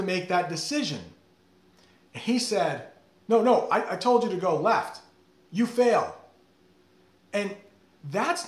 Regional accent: United States; Just as an American

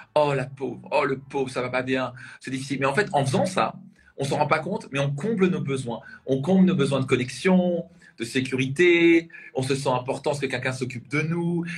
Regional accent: Strasbourg, Grand Est, France; je viens de la région de Strasbourg.

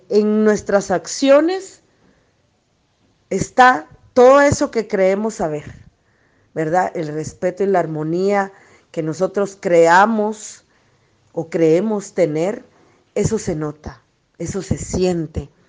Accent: Guatemala; Hola, ¿qué tal? Mucho gusto. … de Guatemala. Para nosotros en la cosmovisión maya

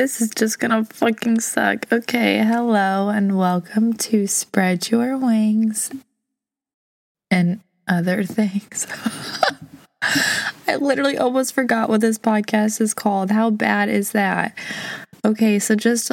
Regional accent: St. Louis, Missouri, United States; I'm from St. Louis. I've lived here my whole life

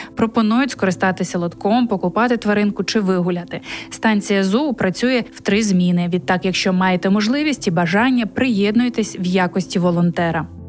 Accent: Ukraine; moved away as an adult; now in Poland; ми з України.

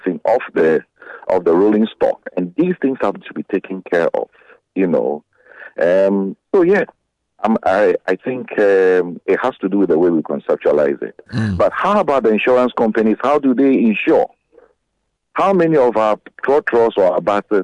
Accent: Accra, Greater Accra, Ghana; I was born in Accra. I knew that when my mom puts me in bus 12 around Osu

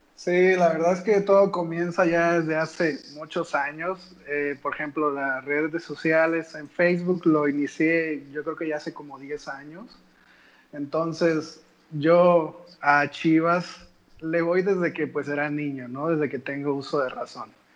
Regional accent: Rinconada, Veracruz, Mexico; also born or lived in Xalapa; soy de Rinconada, estudié en la universidad en el Tecnológico de Jalapa

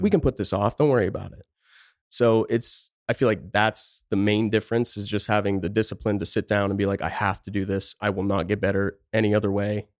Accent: Pennsylvania, United States; moved away as an adult; also born or lived in Tucson, Arizona; now in Phoenix, United States; I born and raised just the middle of nowhere, top of a mountain, Pennsylvania, tiny town

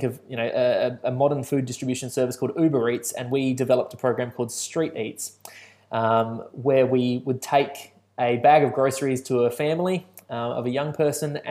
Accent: Balaklava, South Australia, Australia; now in Adelaide, Australia; the country town I grew up in Balaclava

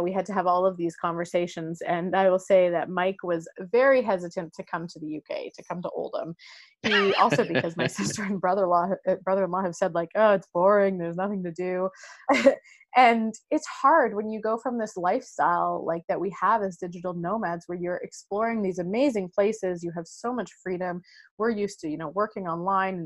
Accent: Canada; moved away; we're from Canada, but we don't have a home there.

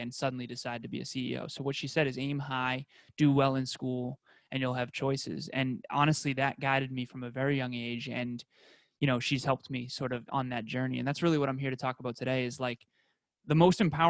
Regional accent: Uxbridge, Massachusetts, United States; I grew up in Uxbridge, Massachusetts in the U.S. and it was a small rural town

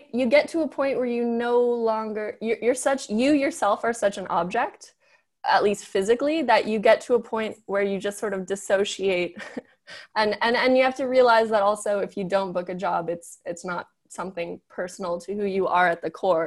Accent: Los Angeles, California, United States; moved away as an adult; I grew up in Los Angeles

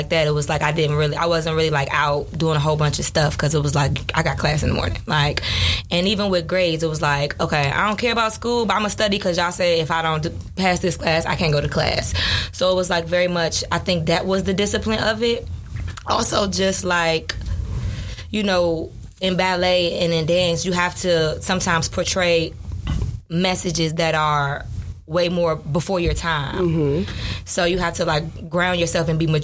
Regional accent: Washington, District of Columbia, United States; moved away as an adult; now in Chicago, United States; I come from Southwest D.C., so it's like, ain't no ballerinas around here

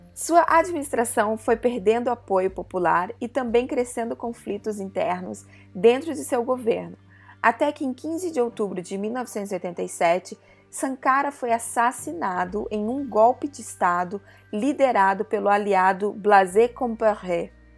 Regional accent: Brazil; Eu cresci no Brasil nessa década

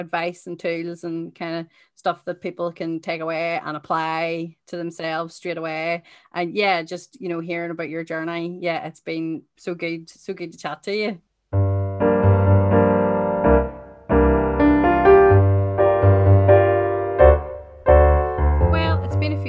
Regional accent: Northern Ireland, United Kingdom; I am also Northern Irish

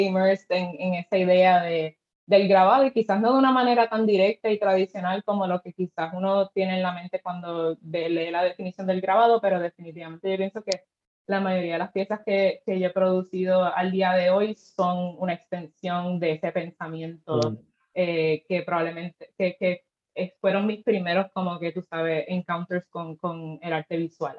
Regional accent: Cabo Rojo, Puerto Rico; yo soy de Cabo Rojo, así que pues obviamente creciendo a la playa

